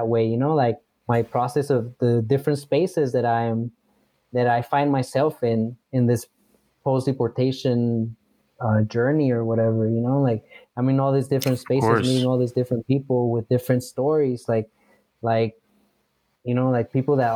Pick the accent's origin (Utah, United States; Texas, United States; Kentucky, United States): Utah, United States; Heber City; moved away as an adult; now in Mexico; I grew up in Utah in the 90s and early 2000s